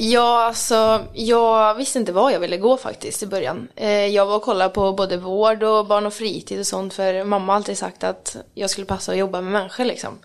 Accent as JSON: {"language": "Swedish", "town": "Mariestad", "region": "Västra Götaland", "country": "Sweden", "said": "Jag kom från Mariestad"}